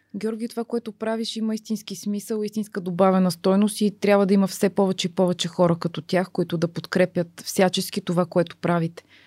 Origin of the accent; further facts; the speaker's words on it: Bulgaria; обичам тази държава, обичам хората, обичам планините, обичам всичките недостатъци, които, които имаме ние българите